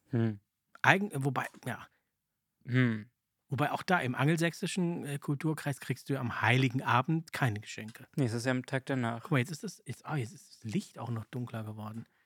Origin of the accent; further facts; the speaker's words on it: Czechia; ich komme ja aus der Tschechoslowakei mhm. und da gab es keinen Weihnachtsmann.